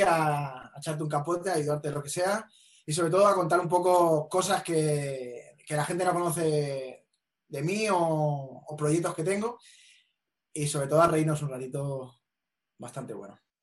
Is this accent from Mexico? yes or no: no; Vila-seca, Catalonia, Spain; las fiestas de las fiestas mayores de mi pueblo